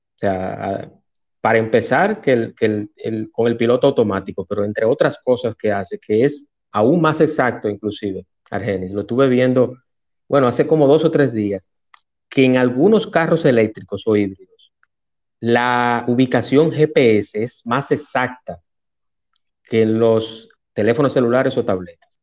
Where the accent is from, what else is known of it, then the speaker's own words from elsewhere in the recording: Dominican Republic; mi país, República Dominicana